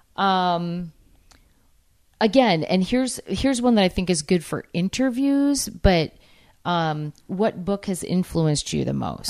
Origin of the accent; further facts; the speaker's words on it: New England, United States; I'm from New England